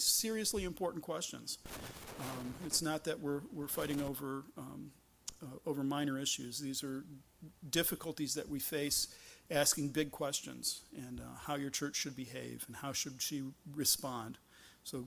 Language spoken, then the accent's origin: English; Michigan, United States; I'm from Michigan